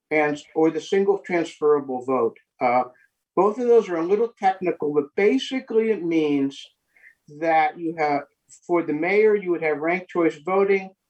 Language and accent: English; Lawrence, Kansas, United States; i come from the Lawrence from one of the neighborhoods. Uh, I don't think I represent Old West Lawrence, or, but I come from a neighborhood perspective.